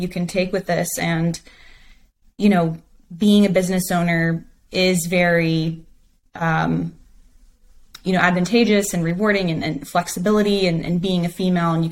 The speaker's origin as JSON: {"language": "English", "area": "Hill Country", "region": "Central Texas", "country": "United States", "tie": "born or raised there", "said": "I am a Texas girl through and through. I grew up in Central Texas in kind of what they call the Hill Country area"}